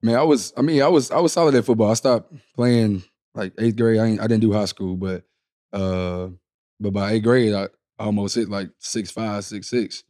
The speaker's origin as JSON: {"language": "English", "town": "Houston", "region": "Texas", "country": "United States", "tie": "born or raised there", "said": "I grew up in Houston"}